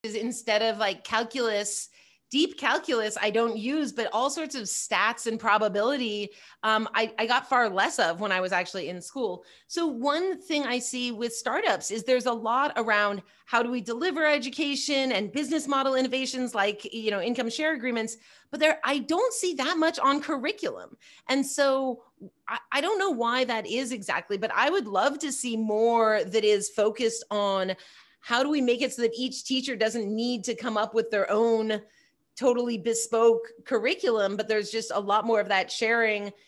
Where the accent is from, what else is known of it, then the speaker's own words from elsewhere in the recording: Pasadena, California, United States; also born or lived in Bay Area, California; now in Los Angeles, United States; I grew up in Pasadena, in L A, and then I, um, I moved to the Bay Area